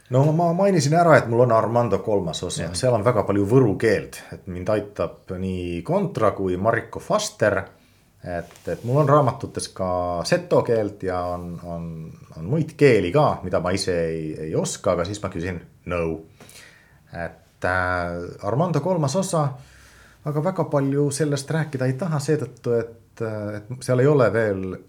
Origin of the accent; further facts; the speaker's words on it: Finland; Estonian is a second language; now in Estonia; ma olen soomlane